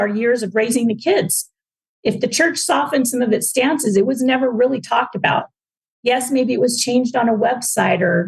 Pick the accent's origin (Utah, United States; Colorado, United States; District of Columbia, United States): Utah, United States; Orem; moved away as an adult; now in Ashburn, Virginia, United States; we both grew up in Orem, Utah, which is in Utah County